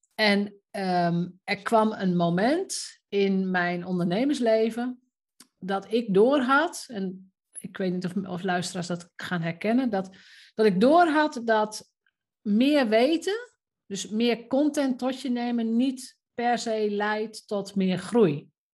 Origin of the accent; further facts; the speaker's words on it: Roden, Drenthe, Netherlands; moved away; ik ben opgegroeid in Rode, wat toen nog een iets kleiner dorp was dan nu